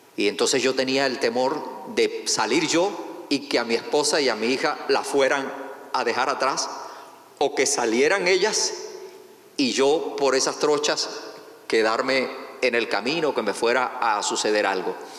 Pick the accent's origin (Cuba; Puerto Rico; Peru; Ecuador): Cuba; also born or lived in Venezuela / Manizales, Colombia; now in United States; yo no soy venezolano, o sea, soy venezolano de nacionalizado, pero en realidad nací en Cuba.